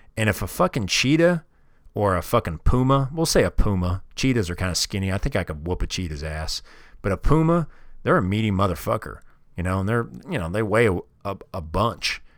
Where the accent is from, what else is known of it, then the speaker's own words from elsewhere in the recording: Kansas City, Missouri, United States; moved away; I grew up in Kansas City, Missouri, and all my family's still there